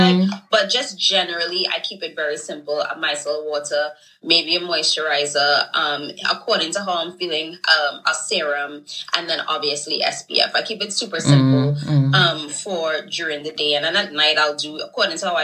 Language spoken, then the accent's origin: English; Trinidad & Tobago; moved away as an adult; also born or lived in Brooklyn, New York; now in New York, United States; growing up in Trinidad definitely was more of like glam, rhinestones, colorful, maybe a little lipstick